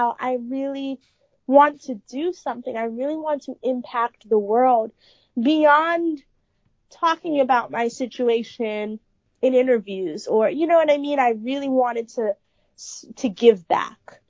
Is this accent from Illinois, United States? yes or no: no; New York City, New York, United States; I love being born and raised in the Bronx